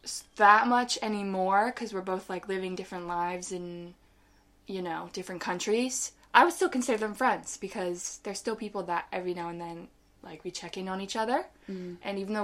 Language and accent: English; Manchester-by-the-Sea, Massachusetts, United States; moved away; also born or lived in Salem, Massachusetts; So I was born in Salem, Massachusetts. And we relocated when I was a tiny baby to Manchester-by-the-Sea, Massachusetts. And that is where I grew up for like most of my...